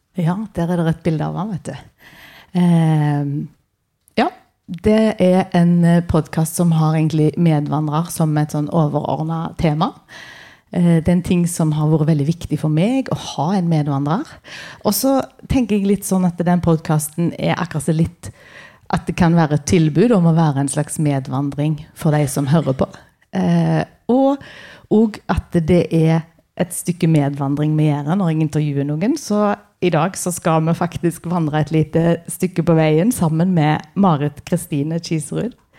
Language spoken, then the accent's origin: Norwegian; Karmøy, Rogaland, Norway; jeg kommer fra Karmøy, på Vea, nærmere bestemt.